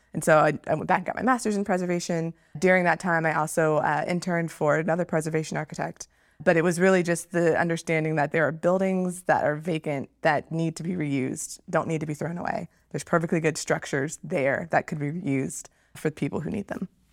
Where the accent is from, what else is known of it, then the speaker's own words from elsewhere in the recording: Northern Virginia, United States; I'm from Northern Virginia